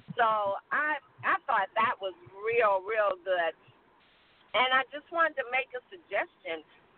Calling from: North Carolina, United States; I'm calling from North Carolina.

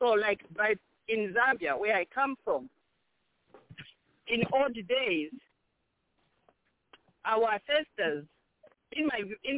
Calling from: South Bend, Indiana, United States; I'm calling from Indiana, South Bend

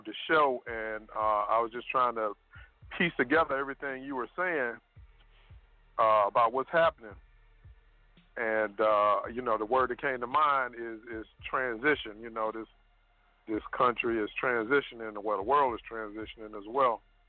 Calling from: Richmond, Virginia, United States; from Richmond, Virginia.

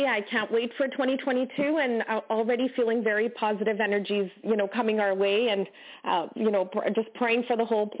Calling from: Canada; I'm calling from Canada.

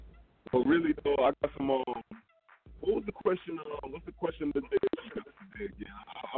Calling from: Georgia, United States; I'm calling up from the Georgia.

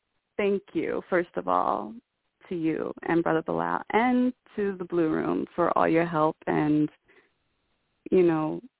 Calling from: New Mexico, United States; from New Mexico.

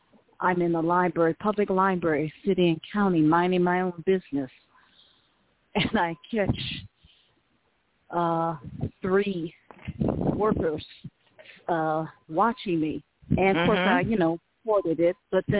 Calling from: Las Cruces, New Mexico, United States; I'm calling from Las Cruces, New Mexico.

